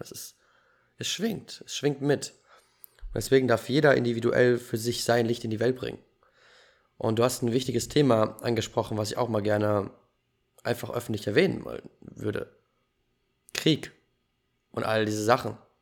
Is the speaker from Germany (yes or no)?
yes; Germany; Ich bin in Deutschland geboren.